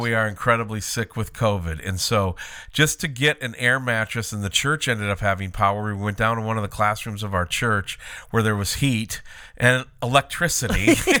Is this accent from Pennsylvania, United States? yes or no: no; Minnesota, United States; moved away; also born or lived in Alaska; We grew up in Minnesota, spent time in Alaska.